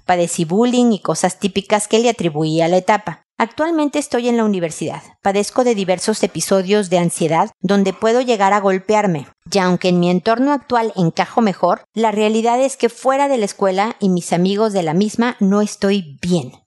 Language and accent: Spanish; Mexico; moved away as an adult; now in Chile; Soy mexicana